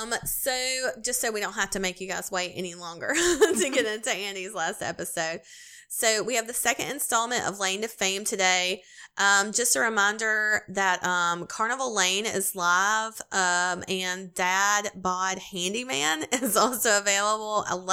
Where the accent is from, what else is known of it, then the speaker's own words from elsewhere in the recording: Canada; I'm Japanese Canadian, so whenever I do it, or someone else does it, I am extremely uncomfortable.